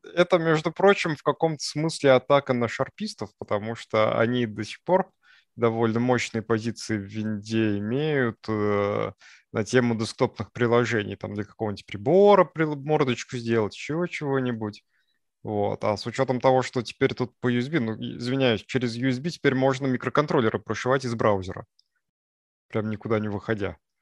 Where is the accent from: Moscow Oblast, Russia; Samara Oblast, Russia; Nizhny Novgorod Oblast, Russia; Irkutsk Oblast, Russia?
Nizhny Novgorod Oblast, Russia; Sarov; now in Moscow, Russia; Я ездил в свой родной город. Мой родной город – это город Саров